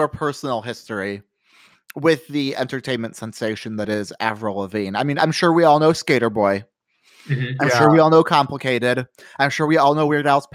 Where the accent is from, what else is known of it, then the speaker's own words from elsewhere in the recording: Iowa, United States; now in Wisconsin, United States; I'm from Iowa